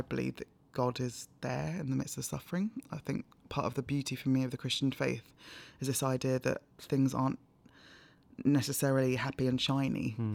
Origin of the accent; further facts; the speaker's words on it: London, United Kingdom; also born or lived in Nigeria / Hampshire / Cambridge; I was born in Nigeria but moved to London when I was four